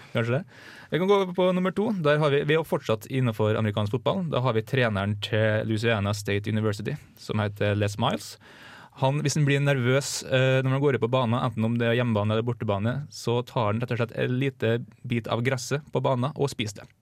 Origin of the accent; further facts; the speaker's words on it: Kleive, Møre og Romsdal, Norway; moved away; det er jo, det er jo hjembygda mi